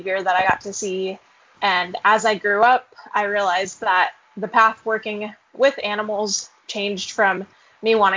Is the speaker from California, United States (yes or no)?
yes; Fresno, California, United States; moved away as an adult; now in Auburn, United States; currently I'm living in Auburn, Alabama. I'm pursuing my PhD in wildlife sciences, but I'm originally from Fresno, California.